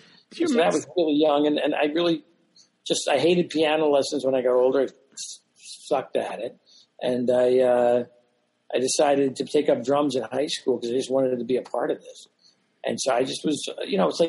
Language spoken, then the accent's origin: English; Philadelphia, Pennsylvania, United States; I grew up in Philadelphia